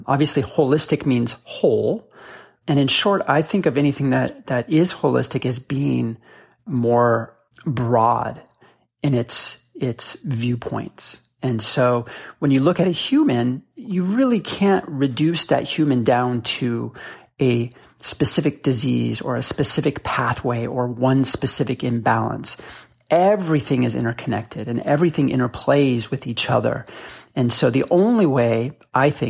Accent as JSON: {"language": "English", "town": "Boulder", "region": "Colorado", "country": "United States", "tie": "born or raised there", "also_born_or_lived": "Seattle", "moved": "yes", "said": "I grew up in Boulder, Colorado"}